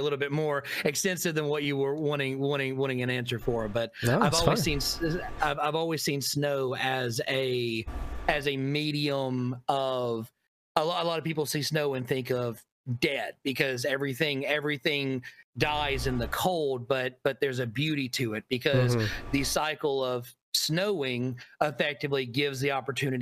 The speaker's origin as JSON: {"language": "English", "region": "Tennessee", "country": "United States", "tie": "born or raised there", "moved": "as an adult", "lives_now": "Florida, United States", "said": "growing up in Tennessee"}